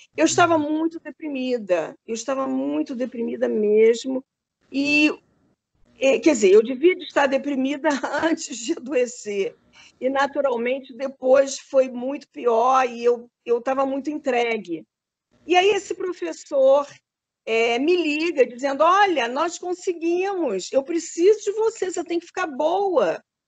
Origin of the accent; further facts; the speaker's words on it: Rio de Janeiro, Brazil; moved away as an adult; also born or lived in Minas Gerais; eu sou carioca, né? nasci no Rio de Janeiro